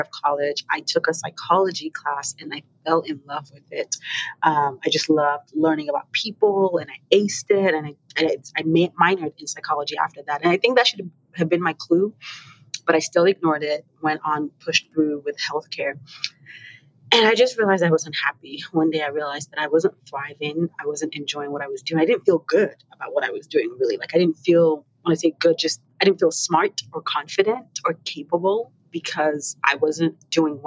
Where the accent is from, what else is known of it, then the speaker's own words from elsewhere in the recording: Nigeria; now in St. Louis, United States; I am originally Nigerian. I currently live in St. Louis